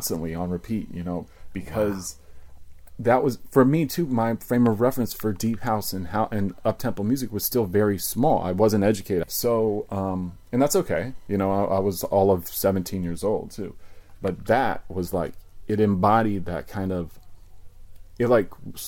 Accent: Virginia, United States; now in New York City, United States; I grew up in Virginia.

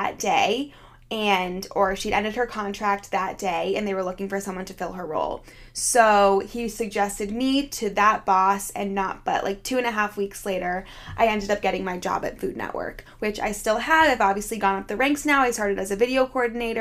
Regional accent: Philadelphia, Pennsylvania, United States; moved away as an adult; now in New York City, United States; I'm from Philadelphia

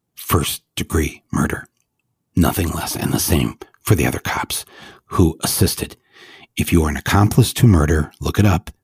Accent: United States; we are Americans

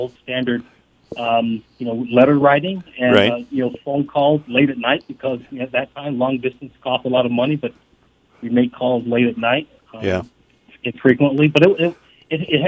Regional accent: New York City, New York, United States; moved away; also born or lived in Fort Campbell, Kentucky / Boulder, Colorado; I started my life out in Harlem as you go into elementary school

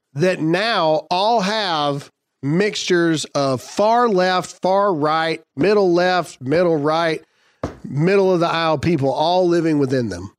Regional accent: United States

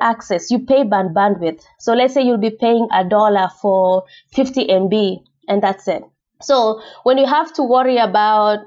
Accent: Kenya; moved away as an adult; I grew up in Kenya and I first used a computer when I was 18.

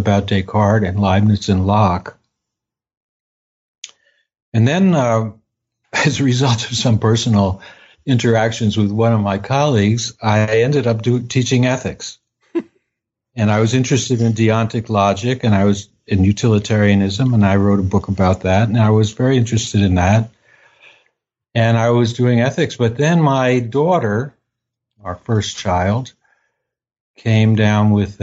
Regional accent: Maplewood, New Jersey, United States; also born or lived in Newark, New Jersey; I was born in Newark, New Jersey, and I grew up in Maplewood, New Jersey.

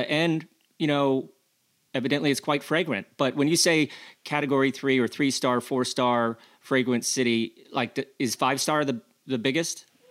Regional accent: United States; accent: American; my accent is is is is quite a la American

